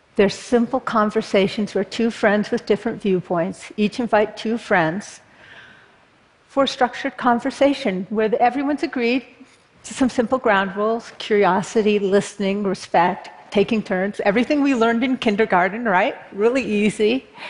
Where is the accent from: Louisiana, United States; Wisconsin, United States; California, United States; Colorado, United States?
California, United States; Berkeley; born or raised there